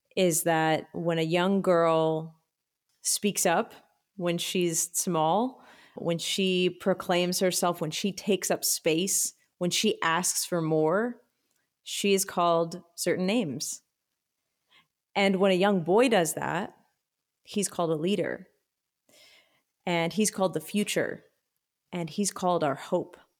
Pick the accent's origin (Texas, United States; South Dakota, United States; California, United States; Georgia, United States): Texas, United States; Austin; I grew up here in Austin